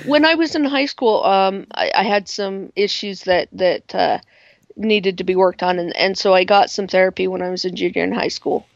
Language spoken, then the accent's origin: English; Pingree, Idaho, United States; also born or lived in Pocatello, Idaho; we moved to a very very small uh, farming community called Pingree, uh, when I was uh, two years old on my second birthday